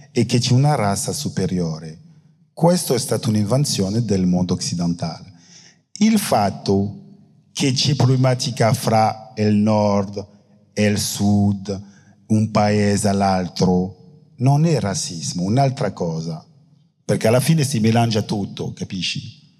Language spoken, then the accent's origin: Italian; France; Italian is a second language; Io sono francese e forse in Italia è molto più facile parlare della colonizzazione perché alla fine... Eh, non lo so, non sono italiano.